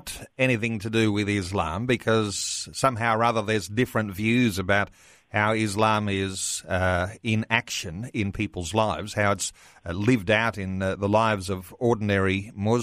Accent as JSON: {"language": "English", "country": "Australia", "said": "the way that we are as an Australian people"}